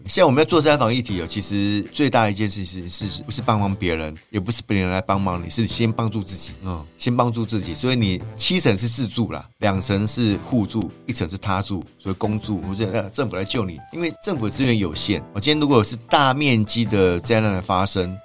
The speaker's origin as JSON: {"language": "Chinese", "region": "Taipei", "country": "Taiwan", "tie": "born or raised there", "also_born_or_lived": "Wenshan District, Taipei", "said": "其实我是中山区长，长大的孩子啊"}